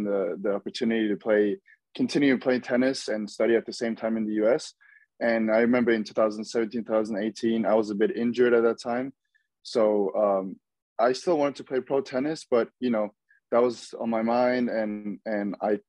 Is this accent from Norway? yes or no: yes; Norway; moved away as an adult; now in Florida, United States; I'm from Norway